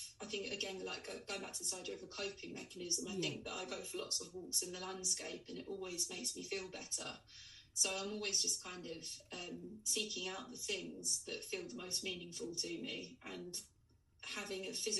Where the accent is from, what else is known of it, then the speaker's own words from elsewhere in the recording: Essex, East of England, United Kingdom; I grew up in Essex, and like lad culture was really kind of quite big in the 90s and early 2000s